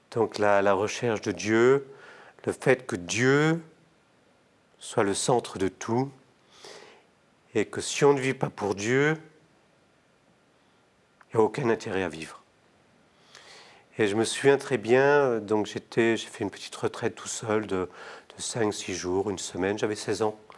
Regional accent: Toulon, Provence-Alpes-Côte d'Azur, France; also born or lived in Morocco; surtout quand on est né au Maroc et qu'on vient de Toulon.

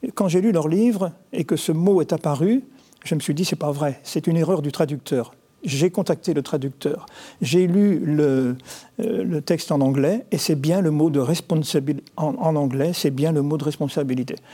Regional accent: Nantes, Pays de la Loire, France; je suis nantais

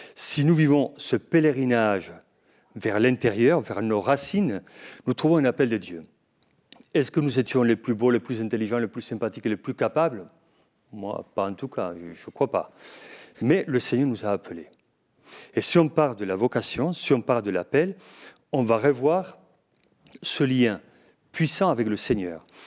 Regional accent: Navarre, Spain; French is a second language; moved away as an adult; also born or lived in Padua, Italy / Toulouse, France; now in Lourdes, France; je suis né à Navarre, mais du côté espagnol. Et j'ai fait mes études en Italie, à Padoue, et après, je continue ma formation à Toulouse

